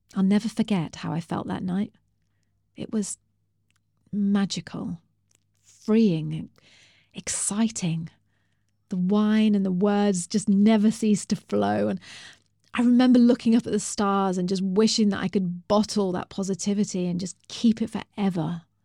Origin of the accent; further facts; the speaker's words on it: England, United Kingdom; me and Bri, we're English